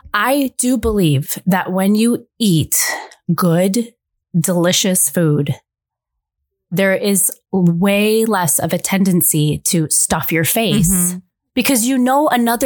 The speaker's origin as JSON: {"language": "English", "country": "United States"}